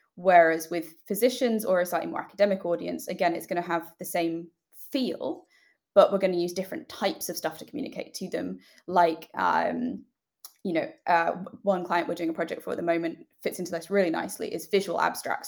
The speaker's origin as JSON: {"language": "English", "country": "United Kingdom", "also_born_or_lived": "United States", "accent": "British", "said": "we are British, as you might be able to tell from my accent"}